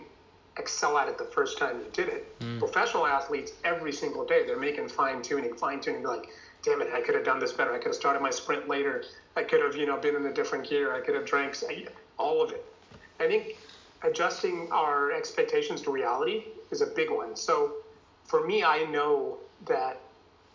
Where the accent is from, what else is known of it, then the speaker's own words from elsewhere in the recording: United States; also born or lived in India; I came to the U.S. when I was 10 from India